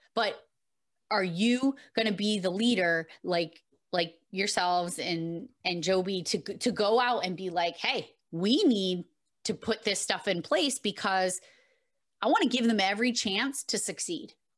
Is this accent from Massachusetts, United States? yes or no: yes; Massachusetts, United States; I am from Massachusetts